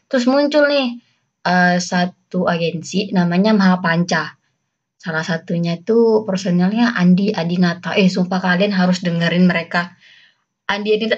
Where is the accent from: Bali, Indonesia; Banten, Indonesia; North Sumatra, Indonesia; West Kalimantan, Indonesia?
West Kalimantan, Indonesia; accent: Malay-Javanese; tapi mereka merantau ke Kalimantan Barat dan aku hi, uh, tumbuh berkembang di lingkungan Melayu. Jadi aksenku Melayu tapi Jawa, tapi juga Melayu tapi Jawa.